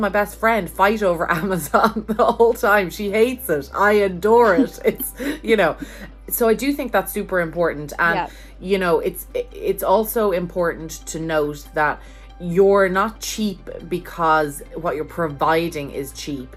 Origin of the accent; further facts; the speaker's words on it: Ireland; now in United States; as an Irish person living in America